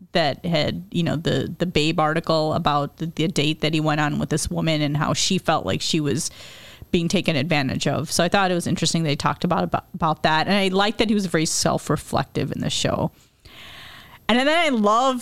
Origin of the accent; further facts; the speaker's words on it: Chicago, Illinois, United States; I grew up in Chicago, the Chicago area, so we had all these South Asian friends